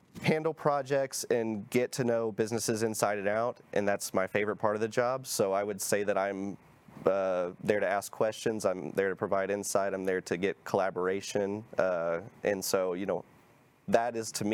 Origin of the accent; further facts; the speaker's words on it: Plano, Texas, United States; also born or lived in Prosper, Texas; I lived at 15th Street in Alma in Plano.